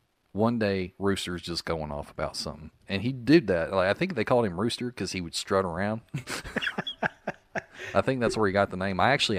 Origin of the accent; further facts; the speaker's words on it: Northeast Arkansas, United States; accent: Arkansas dialect; moved away as an adult; also born or lived in Memphis / Nashville; now in Tampa Bay area, United States; So my hometown in Arkansas is Northeast Arkansas, right next to the Boot Hill, Missouri.